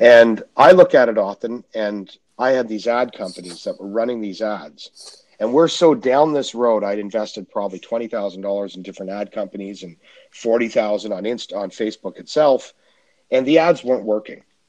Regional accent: Canada; I'm Canadian

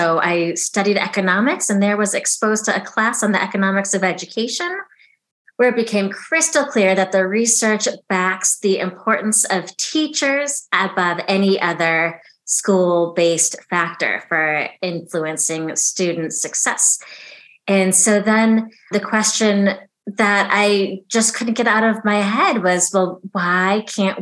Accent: Chicago, Illinois, United States; also born or lived in Oxford; came back to my hometown, Chicago

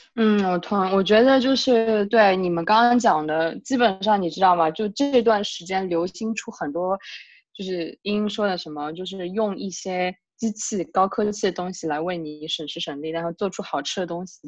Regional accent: southern China, China; moved away; 我是个南方人

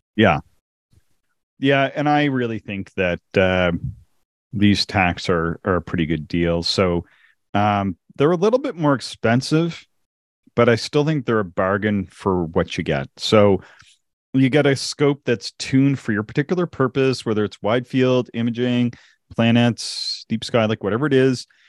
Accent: Canada; accent: Canadian; my Canadian accent

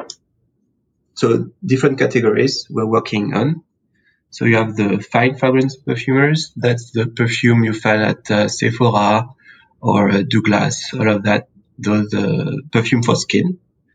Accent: Sancerre, Centre-Val de Loire, France; English is a second language; I'm from France, a little town in the middle of nowhere. It's called Sancerre

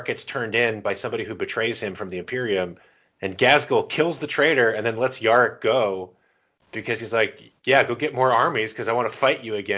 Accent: Florida, United States; that's your and my actual accent because we grew up in Florida.

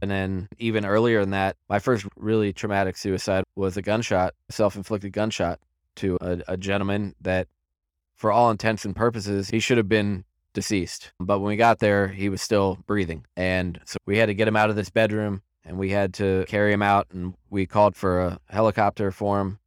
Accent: Centreville, Virginia, United States; I was born and raised in Center Row, Virginia in nineteen eighty-three.

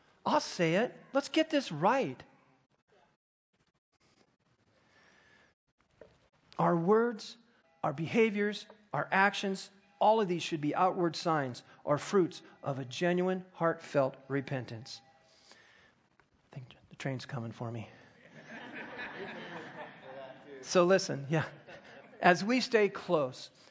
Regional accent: United States; I'm an American

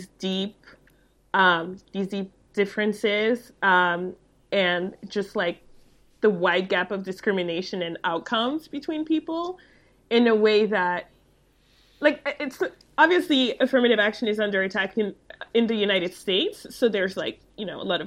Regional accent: France; moved away; also born or lived in Chicago; In France, in my own country

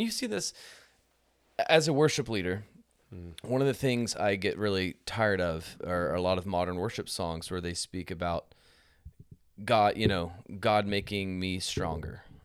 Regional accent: United States; as American Christians

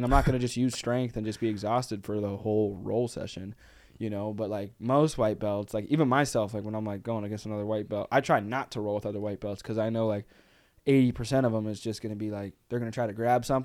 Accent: San Juan, Puerto Rico; also born or lived in Texas; now in Chicago, United States; I'm from Puerto Rico. What part of Puerto Rico? San

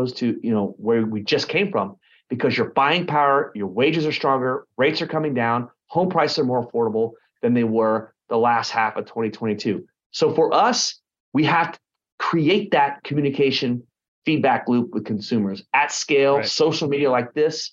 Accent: Garland, Texas, United States; moved away as an adult; also born or lived in Dallas, Texas / Lake Texoma, Texas / Austin, Texas / Tampa, Florida; now in Orange County, United States; I grew up in Garland, Texas

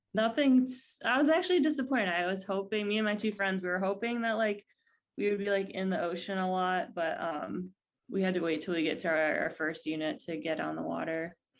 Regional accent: Ohio, United States; also born or lived in California; now in San Diego, United States; I grew up in, uh, the Midwest in Ohio

